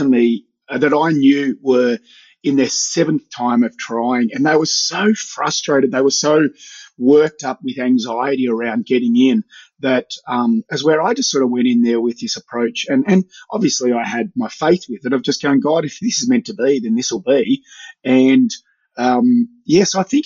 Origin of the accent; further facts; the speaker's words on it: Melbourne, Victoria, Australia; also born or lived in Sydney; now in Hobart, Australia; I was a Melbourne boy. I grew up in Melbourne, so coming to Hobart wasn't much of a difference